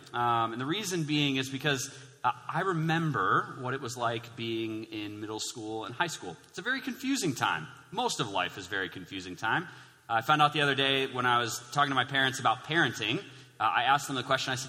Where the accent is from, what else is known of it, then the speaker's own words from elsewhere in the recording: Hudsonville, Michigan, United States; I grew up in Hudsonville, so not super far away